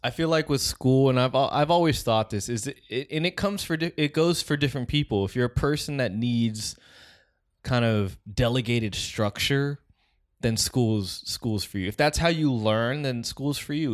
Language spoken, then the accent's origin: English; West Coast, United States; we're from the West Coast